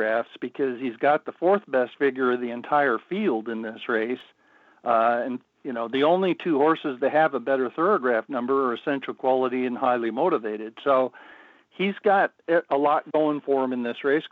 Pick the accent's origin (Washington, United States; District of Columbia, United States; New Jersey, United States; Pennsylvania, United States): Washington, United States; Spokane; I'm working at Playfair Racecourse in Spokane, Washington, my hometown